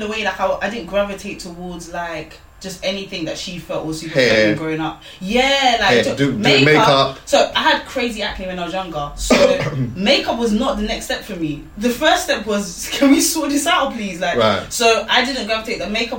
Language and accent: English; Nigeria; being a Nigerian girl, firstborn